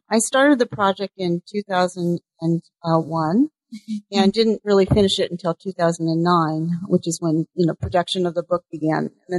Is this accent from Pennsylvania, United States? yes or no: no; California, United States; Well, I grew up in California, and so I was always facing west, looking across the Pacific.